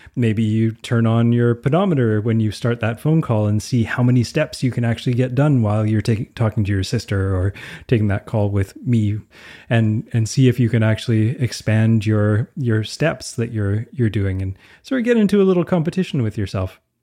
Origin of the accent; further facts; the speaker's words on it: Canada; I'm Canadian